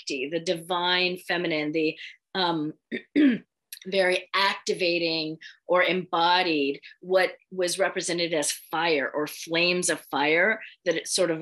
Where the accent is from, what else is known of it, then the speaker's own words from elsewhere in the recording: San Francisco Bay Area, California, United States; I grew up in the San Francisco Bay Area